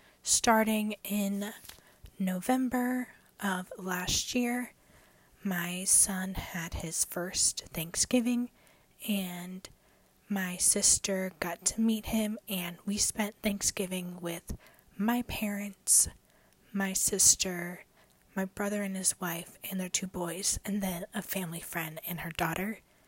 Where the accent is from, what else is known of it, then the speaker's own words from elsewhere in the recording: Ohio, United States; moved away; going to Ohio. If you don't know, I was born and raised there.